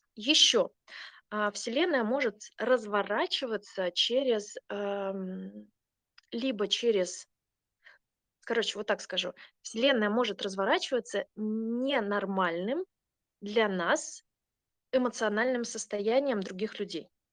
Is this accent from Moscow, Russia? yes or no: no; Saint Petersburg, Russia; moved away as an adult; also born or lived in southern Sweden; now in Sweden; Я сама из Питера, питерская